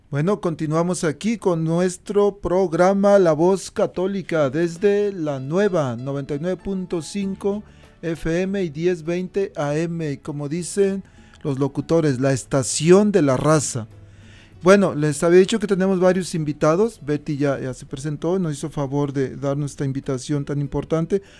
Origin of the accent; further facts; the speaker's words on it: Mexico; moved away; allá en, México, en mi pueblito, normalmente eh, la confirmación se daba junto con la primera comunión